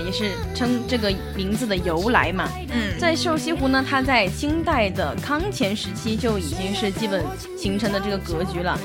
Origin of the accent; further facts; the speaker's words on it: Emeishan, Sichuan, China; 因为我的家乡是在那个乐山市峨眉山市嘛，嗯。我们那边就有特别多的寺庙，那个山上哦。就经常看到很多很多的佛像